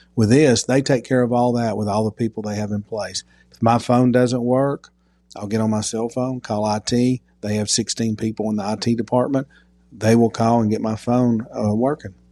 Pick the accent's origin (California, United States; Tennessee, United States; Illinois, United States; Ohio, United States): Tennessee, United States; Knoxville; also born or lived in Alabama / Dallas, Texas / Birmingham, Alabama / Memphis, Tennessee; I was born in Alabama, but I grew up in Knoxville since I was two years old. Grew up in North Knoxville